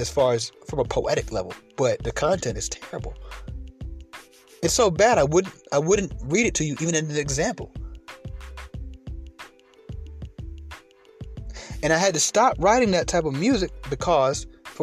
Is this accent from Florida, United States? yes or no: no; Atlanta, Georgia, United States; I grew up in Atlanta.